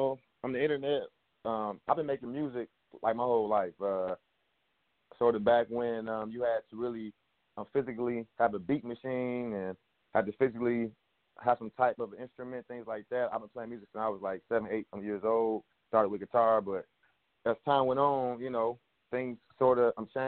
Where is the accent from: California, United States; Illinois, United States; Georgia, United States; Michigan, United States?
Michigan, United States; Detroit; I'm from Detroit, and I make rap music